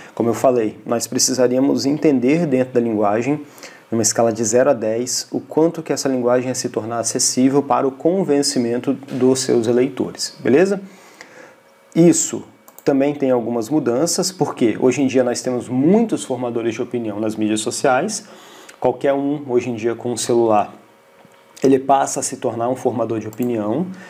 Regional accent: Brazil; nós, enquanto brasileiros, enquanto um povo que tem muito para poder amadurecer

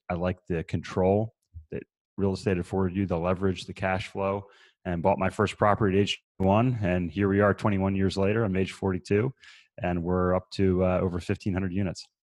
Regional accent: between Baltimore and Annapolis, Maryland, United States; moved away as an adult; also born or lived in Virginia; now in Asheville, United States; I grew up in Maryland, uh, between Baltimore and Annapolis

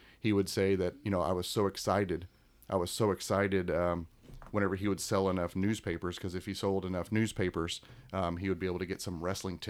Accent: Alton, Illinois, United States; I was born in Alton, raised in the Godfrey Alton area.

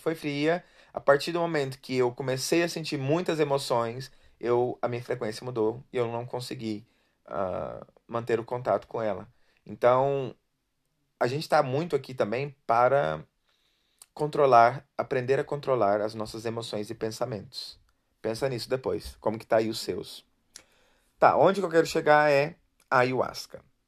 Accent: Brazil; eu vivi, nasci no Brasil

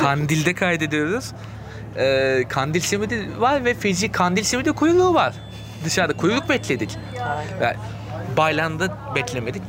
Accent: Istanbul, Turkey; ben işte doğma büyüme olduğu için daha çok oraları biliyorum

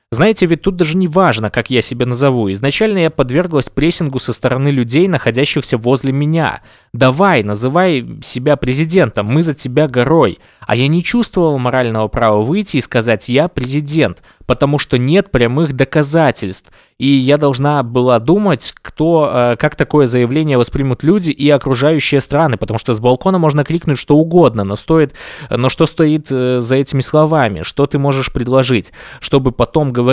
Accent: Belarus; А я считаю себя точно таким же человеком, как все белорусы, которые сейчас борются за свободу.

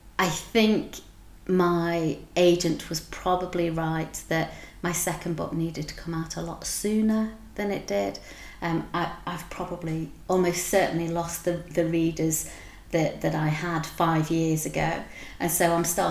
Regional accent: Wigan, North West England, United Kingdom; now in Edinburgh, United Kingdom; I'm from Wigan and working class, very much a working class upbringing

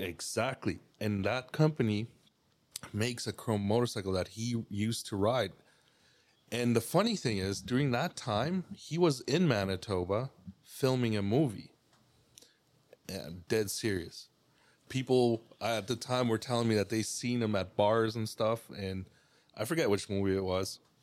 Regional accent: Cuauhtémoc, Chihuahua, Mexico; also born or lived in Burlington, Ontario, Canada; now in Canada; I grew up in Mexico. Yeah, Chihuahua.

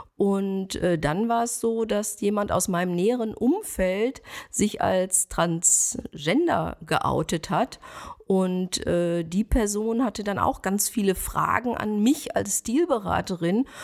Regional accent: Schwerte, North Rhine-Westphalia, Germany; moved away as an adult; also born or lived in Las Vegas / Cologne; now in Bonn, Germany; Ich komme aus Schwerte, das ist äh, im Ruhrgebiet und äh, dort bin ich zur Schule gegangen

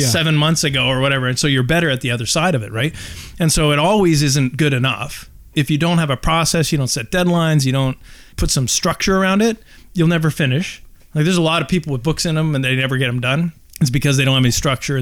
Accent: Calgary, Alberta, Canada; moved away as an adult; now in Squamish, Canada; I was born and raised in Calgary, Alberta.

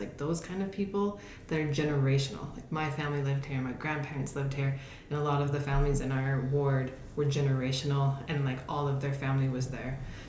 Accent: La Verkin, Utah, United States; also born or lived in Southern California; Right before I started fifth grade, we moved to a really small town in Southern Utah called Laverkan, and my parents settled down there, still live in the same home.

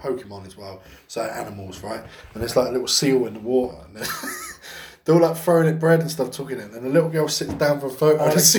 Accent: London, United Kingdom; I know I do, and I know it's because I'm from London, and in London, the word cunt is literally thrown about everywhere all the fucking time.

